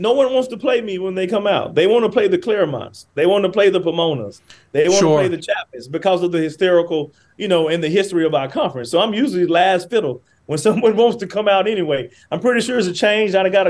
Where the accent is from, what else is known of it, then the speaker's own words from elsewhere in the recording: Muscle Shoals, Alabama, United States; moved away as an adult; also born or lived in Cincinnati / Indianapolis; now in California, United States; I'm from Muscle Shoals, Alabama. That's in Florence, my hometown